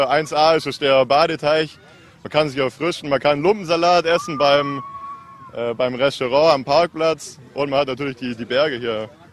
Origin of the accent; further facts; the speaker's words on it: Lake Constance, Germany; Wir sind vom Bodensee, wir sind aus Deutschland.